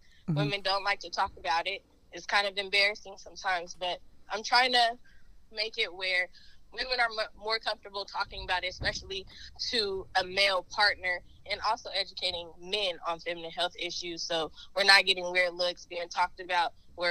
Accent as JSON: {"language": "English", "town": "Portland", "region": "Oregon", "country": "United States", "said": "I'm originally from Portland, Oregon. I have moved around because I just can't stay in one place"}